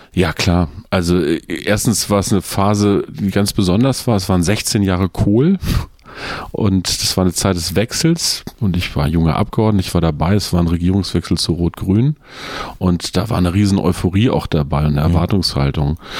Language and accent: German; Peine, Lower Saxony, Germany; Ich komme aus einer kleinen Stadt in Niedersachsen, die heißt Peine zwischen Braunschweig und Hannover